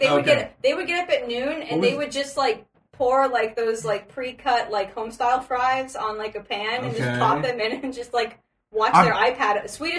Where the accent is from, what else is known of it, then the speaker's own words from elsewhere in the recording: United States; moved away as an adult; also born or lived in Sweden; I'm from America.